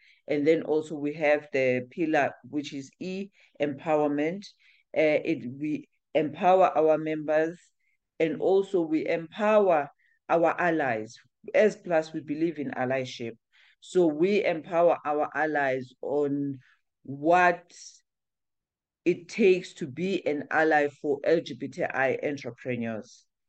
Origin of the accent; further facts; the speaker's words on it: South Africa; So yes, in as much as we are South African, but we do cater, we do try and assist or share our content with the Southern African entrepreneurs as well.